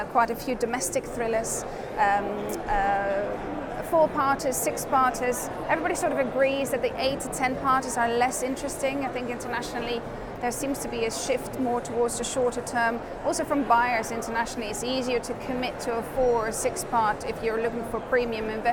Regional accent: Netherlands; now in United Kingdom; I'm not originally from the UK, I'm from the Netherlands.

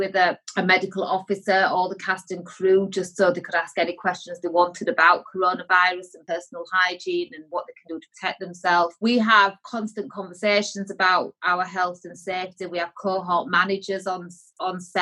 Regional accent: Yorkshire and the Humber, United Kingdom; I'm from Yorkshire

